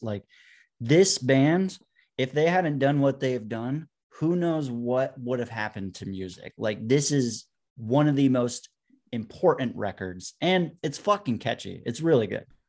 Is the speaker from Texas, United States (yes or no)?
no; Vermont, United States; born or raised there